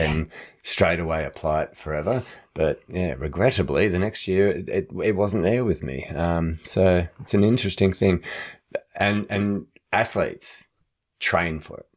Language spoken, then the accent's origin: English; Australia